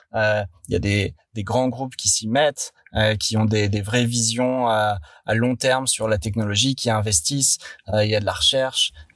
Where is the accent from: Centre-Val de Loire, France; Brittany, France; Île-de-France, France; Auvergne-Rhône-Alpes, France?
Île-de-France, France; Paris; also born or lived in London; moi je suis parisien de souche